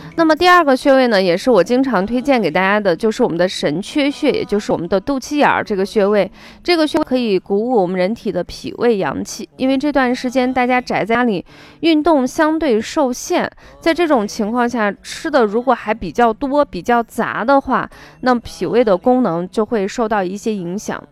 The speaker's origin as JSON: {"language": "Chinese", "country": "China", "said": "我们中国人"}